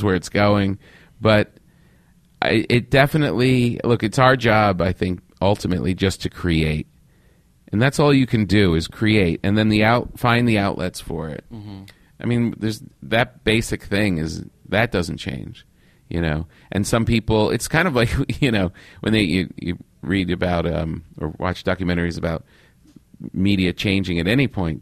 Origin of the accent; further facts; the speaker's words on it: New York, United States; moved away as an adult; now in California, United States; I'm still a New Yorker, I think, in my heart.